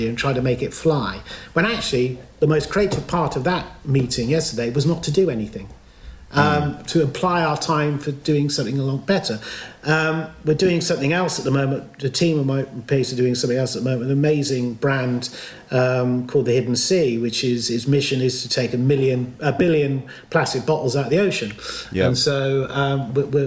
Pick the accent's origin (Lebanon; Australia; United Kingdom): United Kingdom; Stroud, South West England; I'm proud of being born and bred in Stroud. I still live there